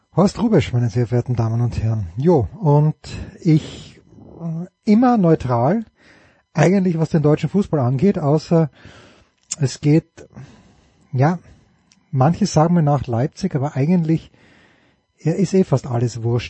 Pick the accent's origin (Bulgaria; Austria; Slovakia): Austria; Ich bin selber Österreicher